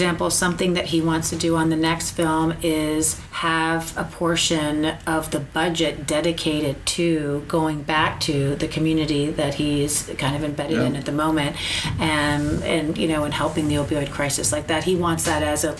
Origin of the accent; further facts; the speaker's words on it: Miami, Florida, United States; also born or lived in Los Angeles; I grew up in Miami